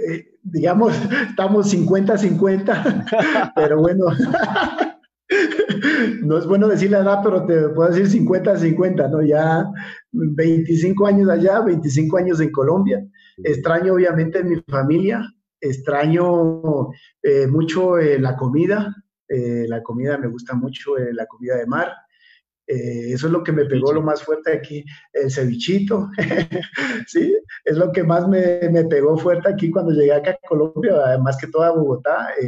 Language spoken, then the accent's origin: Spanish; Carchi, Ecuador; tú vas de turismo a, mi tierra y entre, entre Tulcán y, y Barra ves que te pasa un, un, un floating un pullman carchia